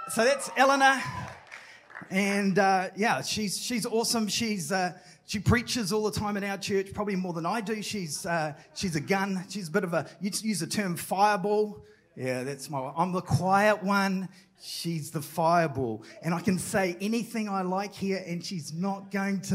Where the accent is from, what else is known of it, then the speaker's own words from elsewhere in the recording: New Zealand; also born or lived in Tauranga; I'm from New Zealand.